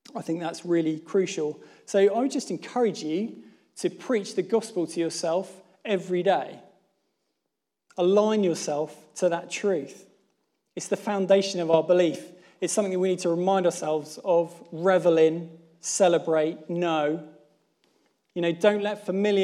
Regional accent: Plymouth, South West England, United Kingdom; moved away; I'm from Plymouth

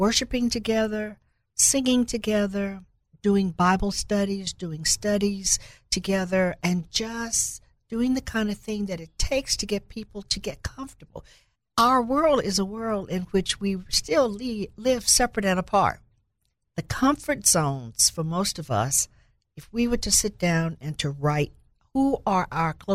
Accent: Little Rock, Arkansas, United States; I grew up in Little Rock

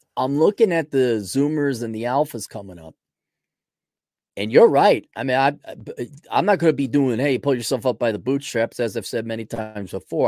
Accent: United States; first language English; born and raised in America, English as a first language

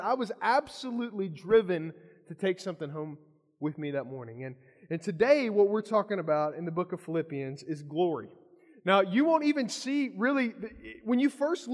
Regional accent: Kentucky, United States; I'm from Kentucky

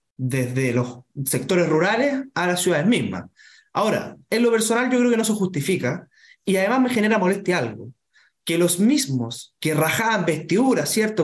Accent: Chile; todos siendo chilenos tenemos distintas formas de ser, distintas culturas

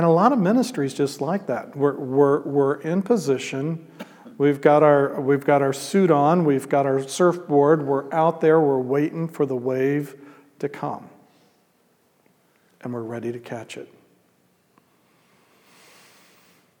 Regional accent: Midwest, United States; I'm a gringo from Midwest

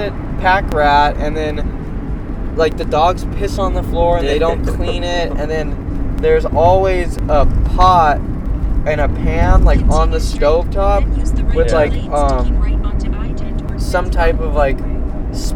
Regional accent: Orange County, California, United States; from my hometown in Orange County

